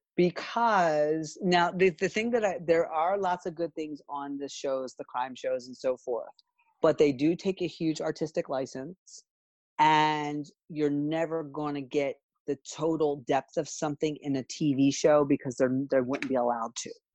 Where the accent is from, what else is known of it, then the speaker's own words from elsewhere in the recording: Philadelphia, Pennsylvania, United States; I grew up in Philly